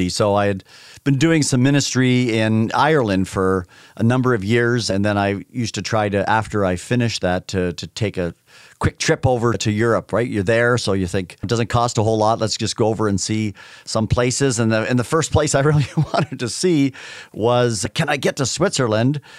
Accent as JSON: {"language": "English", "country": "Canada", "tie": "born or raised there", "said": "I grew up in Canada. It was already a very, very secular country."}